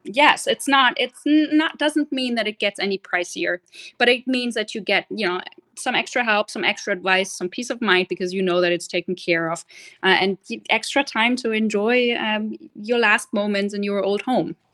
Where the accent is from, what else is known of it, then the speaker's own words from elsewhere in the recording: Germany; moved away as an adult; also born or lived in London / Australia; now in Orlando, United States; I grew up in Germany and, funny enough, lived for 19 years in the same house.